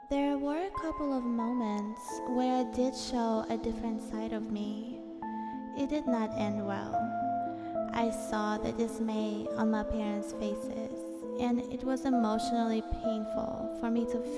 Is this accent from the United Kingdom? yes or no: no; Moscow, Russia; born there; Ever since I was born in Moscow, Russia, I was not bound to walk a regular path.